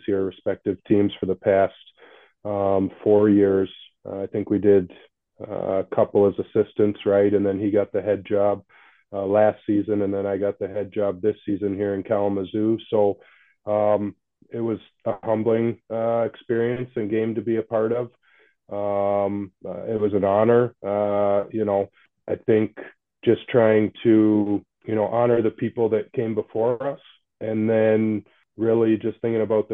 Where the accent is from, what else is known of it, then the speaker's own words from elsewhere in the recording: Canada; also born or lived in Fort Worth, Texas; I was born in Fort Worth, Texas, but born to some young parents that were in high school. So they put me up for adoption, and a couple of Canadian parents adopted me. They happened to be living in Texas at the time, and moved back to Canada when I was still a baby.